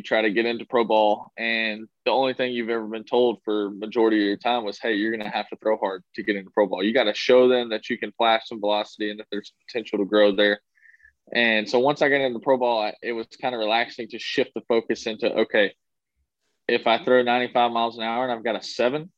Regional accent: Texas, United States; it's my home state

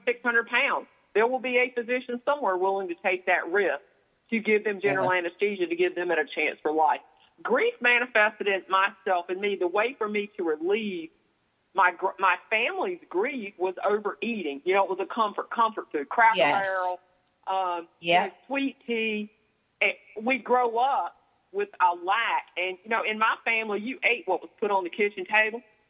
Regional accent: the South, United States; growing up in the South, our family, years ago, everybody spent time on that front porch

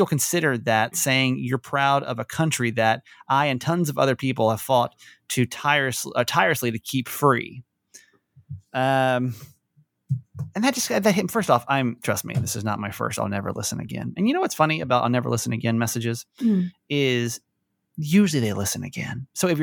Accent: United States; being American

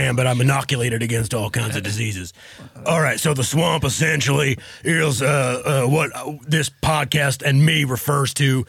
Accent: Texas, United States; I'm a family man. I'm born and raised in Texas.

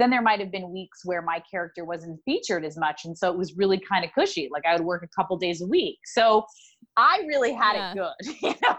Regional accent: New York, United States; I grew up in New York

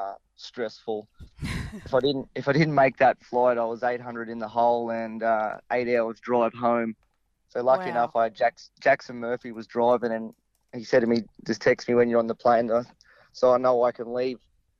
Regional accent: Charleville, Queensland, Australia; Yes, correct. We're both from Charleville.

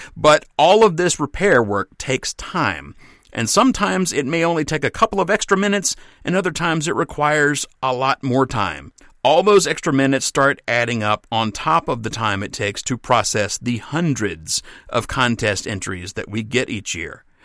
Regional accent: Mississippi, United States; moved away; I'm from Mississippi.

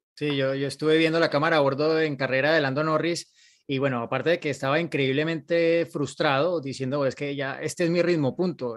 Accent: Colombia

